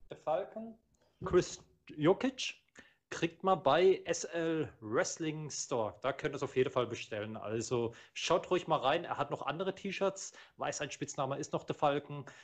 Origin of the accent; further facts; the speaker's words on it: Croatia; Als Kroate sieht man kroatisches Tag-Team.